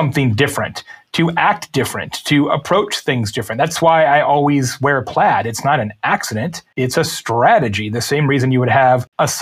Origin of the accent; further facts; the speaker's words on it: Lake Havasu City, Arizona, United States; my hometown when I grew up, Lake Havasu City, Arizona